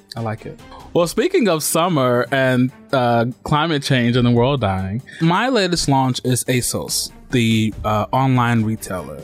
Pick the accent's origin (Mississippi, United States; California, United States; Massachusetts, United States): Mississippi, United States; I grew up in Mississippi